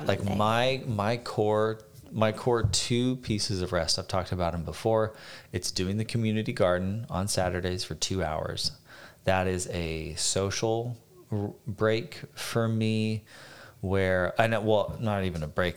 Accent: Phoenix, Arizona, United States; moved away as an adult; growing up in Phoenix

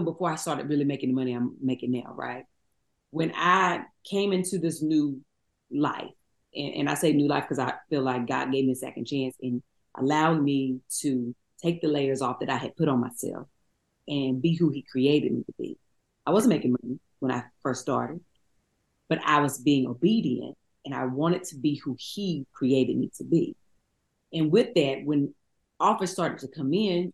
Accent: Eden, North Carolina, United States; moved away; We come from Eden, North Carolina

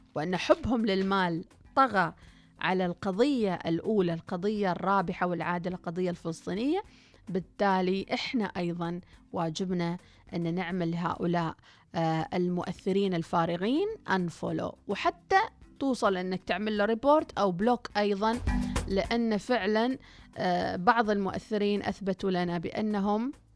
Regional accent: Oman; طبيعتنا كعمانيين شعب خجول جدا

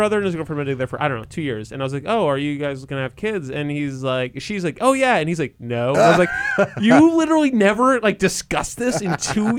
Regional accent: Connecticut, United States; growing up in Connecticut, it's just like especially like in a small town in Connecticut

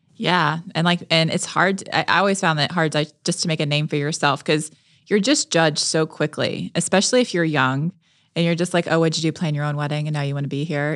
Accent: Melbourne, Florida, United States; We used to vacation in the Keys 'cause we're from Melbourne, Florida

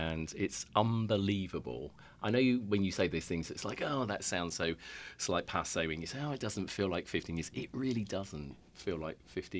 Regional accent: England, United Kingdom; accent: English; moved away as an adult; now in Connecticut, United States; I originally come from England, which is where the weird accent comes from. I will never get rid of my weird English accent.

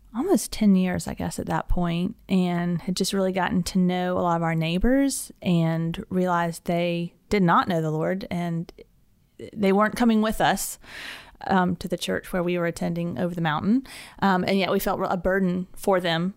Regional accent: Alpharetta, Georgia, United States; moved away as an adult; also born or lived in Atlanta, Georgia; now in Birmingham, United States; I grew up in a, a town just north of Atlanta called Alpharetta, and I, um, lived there my whole life.

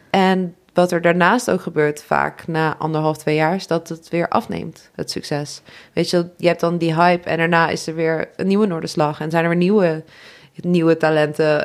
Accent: Nijmegen, Gelderland, Netherlands; ik kom uit Nijmegen

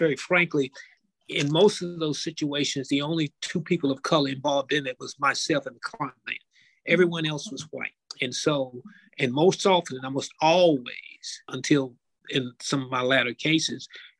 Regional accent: the South, United States; I grew up in the Jim Crow South.

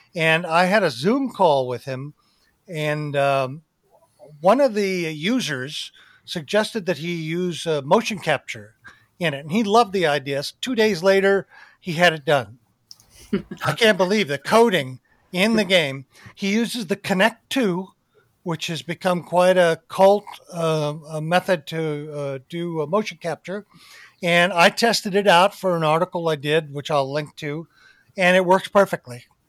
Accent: Arizona, United States; growing up in Arizona

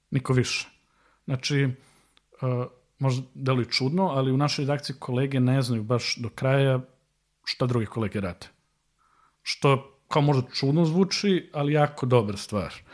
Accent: Serbia; ovde kod nas u Srbiji

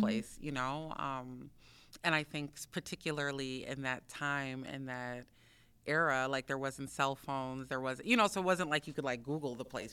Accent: Minneapolis, Minnesota, United States; I grew up in South Minneapolis, um, and Phillips, between Phillips and Potterhorn

